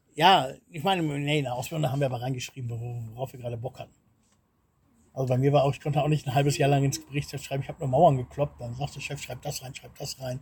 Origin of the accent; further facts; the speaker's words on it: Lohne, Germany; moved away as an adult; now in Bulgaria; in Lohne, wo ich, wo ich groß geworden bin, da ist auch kein Laden